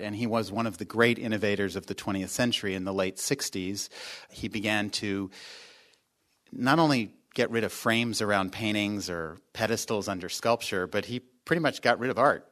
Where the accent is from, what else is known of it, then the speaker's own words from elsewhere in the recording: Arlington, Virginia, United States; also born or lived in North Adams, Massachusetts / New York; now in Los Angeles, United States; I grew up in Washington, D C, actually, Arlington, Virginia